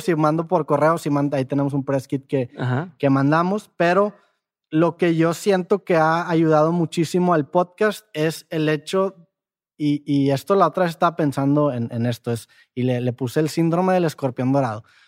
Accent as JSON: {"language": "Spanish", "country": "Mexico", "moved": "yes", "said": "para los de Ciudad de México tengo un acento"}